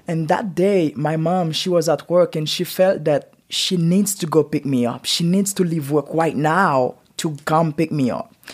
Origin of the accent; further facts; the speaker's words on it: Port-au-Prince, Ouest, Haiti; English is a second language; now in Utah, United States; I raised in Haiti and born in Haiti